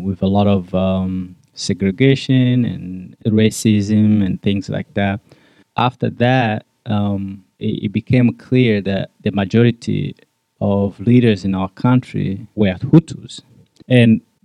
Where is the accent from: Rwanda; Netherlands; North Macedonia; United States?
Rwanda; I'm from Rwanda, born and raised in Rwanda.